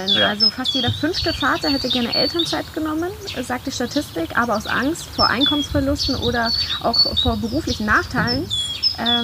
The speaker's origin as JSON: {"language": "German", "country": "Colombia", "second_language": "German", "said": "Also wir waren in meiner Heimat in Kolumbien und in Marokko"}